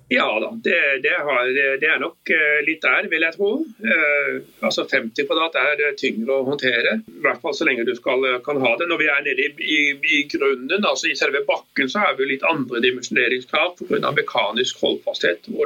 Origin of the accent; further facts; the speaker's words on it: Bergen, Vestland, Norway; jeg er jo bergenser egentlig, så jeg kjenner jo til Grieghallen